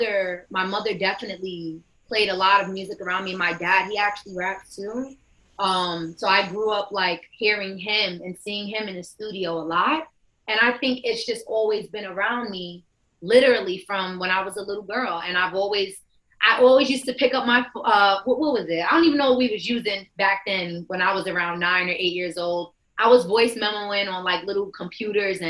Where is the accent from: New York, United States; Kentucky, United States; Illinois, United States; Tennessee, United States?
New York, United States; New York City; Bronx, New York, born and raised